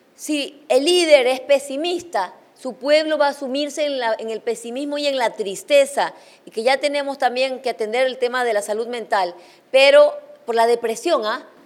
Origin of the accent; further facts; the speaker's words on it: Chone, Manabí, Ecuador; en mi tierra, en Chone